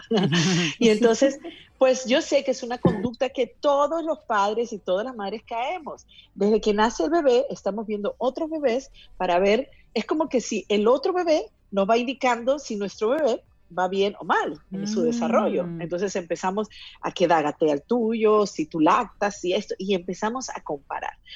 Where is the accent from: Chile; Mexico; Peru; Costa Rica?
Peru; yo que soy de Perú